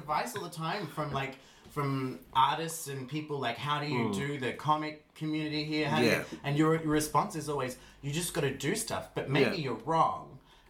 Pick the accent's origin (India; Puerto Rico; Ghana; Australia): Australia; now in Iceland; And I am an Australian person.